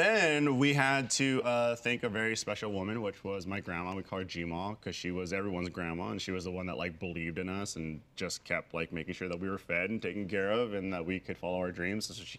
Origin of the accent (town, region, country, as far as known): San Francisco, California, United States; born or raised there; moved away